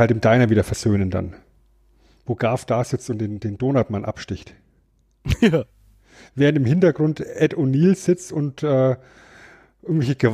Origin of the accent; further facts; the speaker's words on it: Germany; ich bin Deutscher.